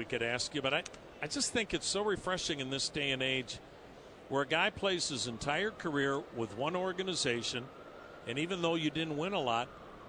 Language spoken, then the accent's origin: English; Wisconsin, United States; I'm from Wisconsin